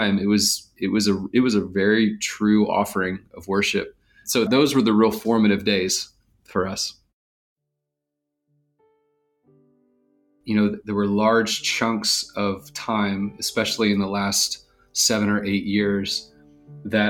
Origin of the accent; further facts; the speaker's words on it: Marietta, Georgia, United States; I grew up here in Atlanta, Georgia, a suburb of Atlanta called Marietta